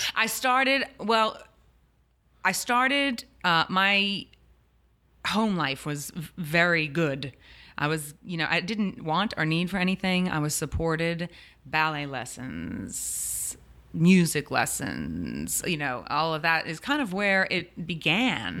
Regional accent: New Orleans, Louisiana, United States; clearly from New Orleans, born and raised

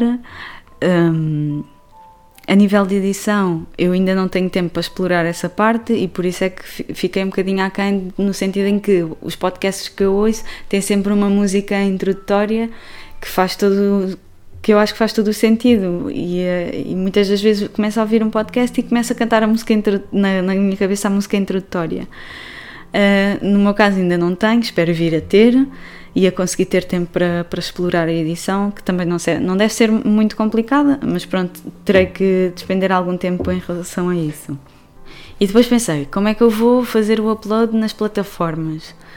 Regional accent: Portugal; now in Barcelona, Spain; eu sou portuguesa, vivo atualmente em Barcelona

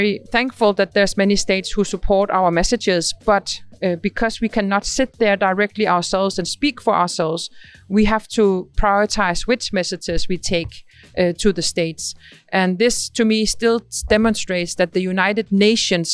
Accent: Greenland; I'm from Greenland

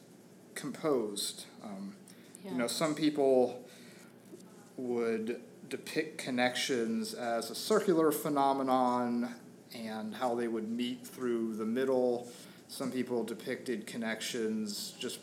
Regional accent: outside of Atlanta, Georgia, United States; moved away as an adult; also born or lived in Portland, Oregon; now in Philadelphia, United States; I grew up outside of Atlanta

